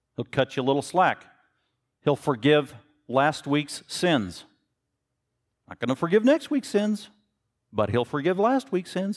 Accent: Denver, Colorado, United States; I was born in Denver, Colorado.

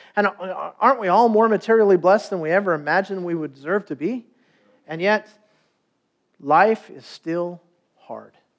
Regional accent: Stanton, California, United States; I was born in Stanton, California

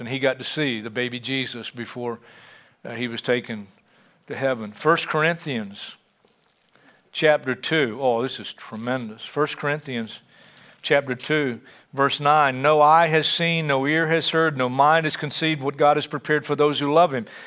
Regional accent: United States; we as American Christians

